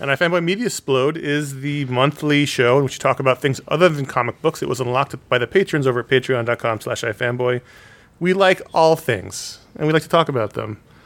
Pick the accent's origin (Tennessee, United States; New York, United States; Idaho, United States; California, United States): New York, United States; New York City; one of the characters lived on the Upper West Side. That's where I grew up